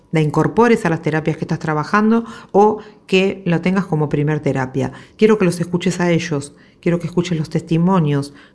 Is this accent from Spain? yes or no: no; Uruguay; de Uruguay, eh, y bueno, la verdad que encantada de, haber podido participar de, este curso.